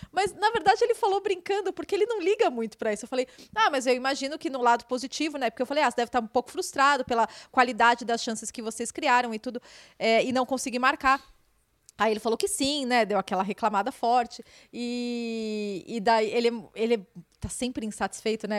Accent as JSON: {"language": "Portuguese", "region": "São Paulo", "country": "Brazil", "said": "eu sou de São Paulo."}